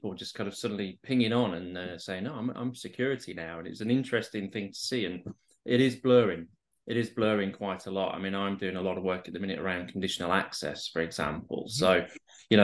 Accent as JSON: {"language": "English", "town": "Barnsley", "region": "Yorkshire and the Humber", "country": "United Kingdom", "moved": "yes", "lives_now": "London, United Kingdom", "said": "I'm originally from the north of England, from a place called Barnsley, which is an old coal mining community"}